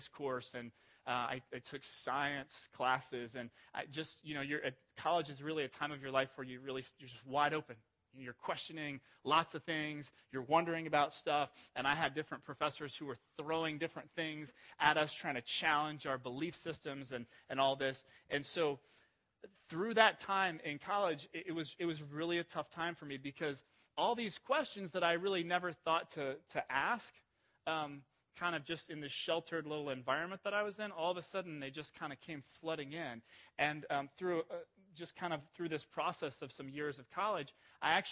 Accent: Ohio, United States; I grew up mostly in Ohio

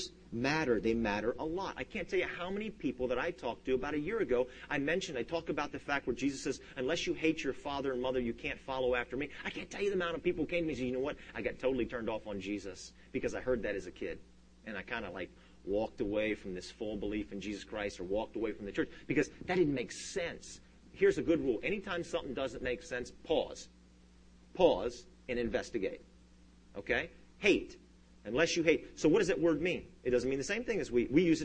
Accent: United States; first language English; I'm an American, and I only speak English

